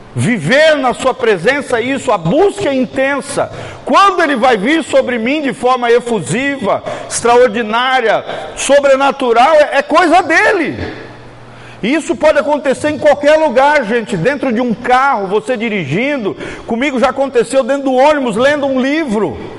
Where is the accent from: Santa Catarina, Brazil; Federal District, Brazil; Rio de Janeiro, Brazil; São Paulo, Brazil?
Santa Catarina, Brazil; Blumenau; na cidade onde eu nasci, Blumenau, Santa Catarina